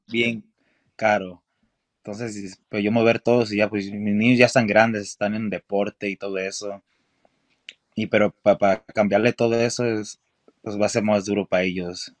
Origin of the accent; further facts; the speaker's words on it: Los Angeles, California, United States; now in Texas, United States; yo nací en California